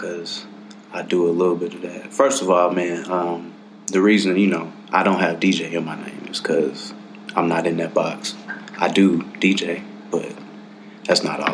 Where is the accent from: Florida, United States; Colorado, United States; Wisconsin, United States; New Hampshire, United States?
Colorado, United States; Colorado Springs; now in Denver, United States; I'm a Gary nigga from Colorado Springs